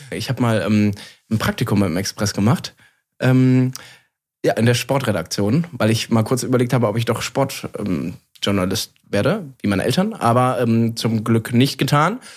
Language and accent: German; Cologne, North Rhine-Westphalia, Germany; Also als Kölner, ähm, natürlich schlägt das Herz ähm, für den FC Köln.